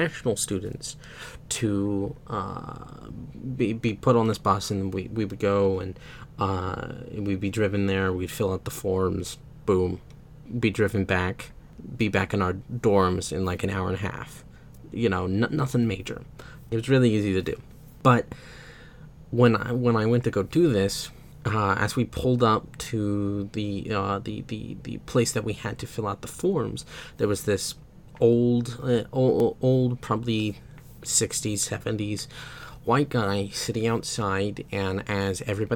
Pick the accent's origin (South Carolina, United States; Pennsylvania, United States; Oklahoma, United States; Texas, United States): Oklahoma, United States; moved away as an adult; also born or lived in United Kingdom; I'm from Oklahoma, I'm from the United States